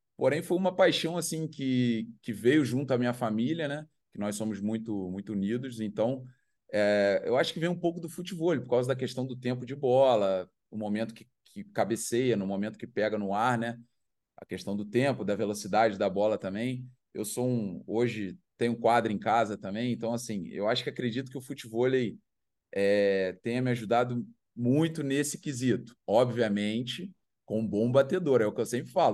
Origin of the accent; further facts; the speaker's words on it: Brazil; now in Chiang Rai, Thailand; nascemos no Brasil